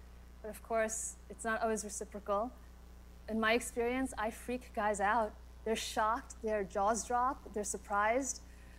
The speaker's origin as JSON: {"language": "English", "country": "United States", "tie": "born or raised there", "said": "I'm an American, born and raised."}